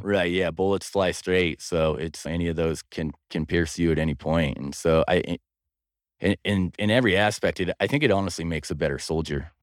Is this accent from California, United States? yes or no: no; Pocatello, Idaho, United States; I was born and raised here in Pocatello, Idaho